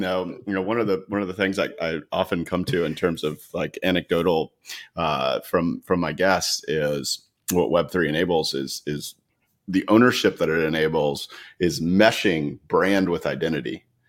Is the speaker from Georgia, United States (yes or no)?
yes; Atlanta, Georgia, United States; I grew up in Atlanta